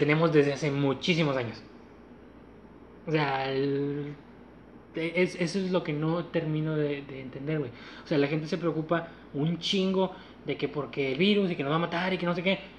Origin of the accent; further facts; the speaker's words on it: Mexico; somos mexicanos